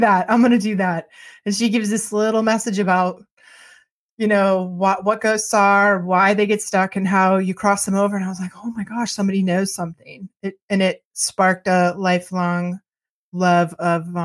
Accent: just outside Boston, Massachusetts, United States; I was born just outside Boston, Massachusetts, in the '60s, and grew up in the '60s, '70s, and '80s

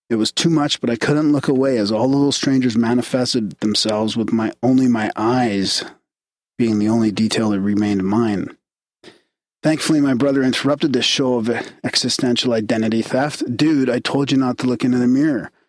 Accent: Boulder Creek, California, United States; Growing up in Boulder Creek, California is full of risks that a city dweller wouldn't encounter

